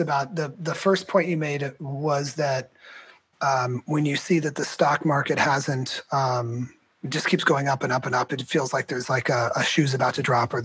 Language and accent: English; Morgan Hill, California, United States; also born or lived in North Carolina; now in San Diego, United States; I grew up in Morgan Hill, South Bay area.